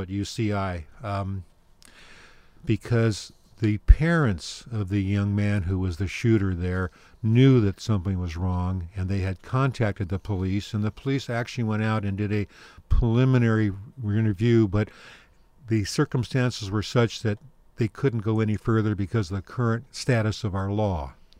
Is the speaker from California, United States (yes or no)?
yes; Inglewood, California, United States; now in Orange County, United States; I'm a native Southern Californian, and my wife is, too